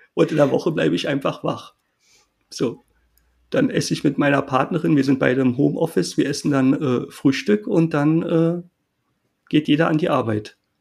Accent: Berlin, Germany; also born or lived in Jena; Für mich als äh, Berliner

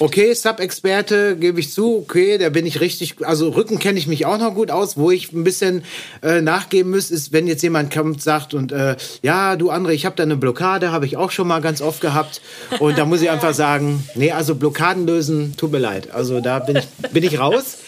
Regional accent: Dorsten, North Rhine-Westphalia, Germany; bei uns in Dorsten

